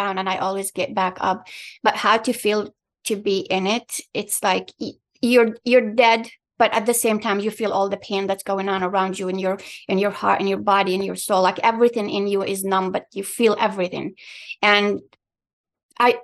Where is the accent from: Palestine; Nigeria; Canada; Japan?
Palestine; English is a second language; also born or lived in Qatar; now in Michigan, United States; I was born in Palestine, I lived in Qatar